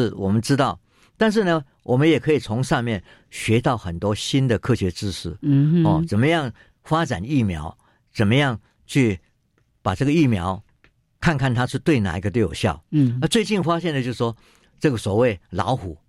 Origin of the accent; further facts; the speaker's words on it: Qishan, Kaohsiung, Taiwan; 我我我是岐山长大的，